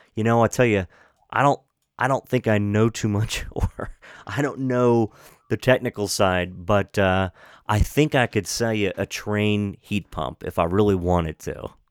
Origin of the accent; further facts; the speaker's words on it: Washington County, Maryland, United States; I grew up in Washington County